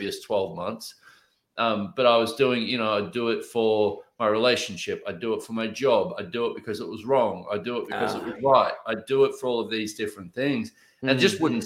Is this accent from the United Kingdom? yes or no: no; Australia; I grew up in Australia